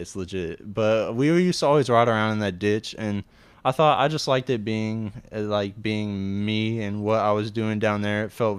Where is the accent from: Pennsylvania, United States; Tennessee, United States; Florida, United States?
Tennessee, United States; Murfreesboro; originally from Murfreesboro.